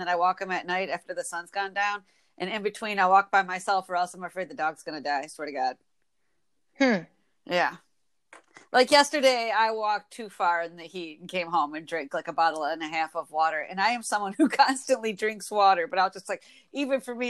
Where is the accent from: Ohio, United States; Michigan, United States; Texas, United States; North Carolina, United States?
Michigan, United States; we're from Michigan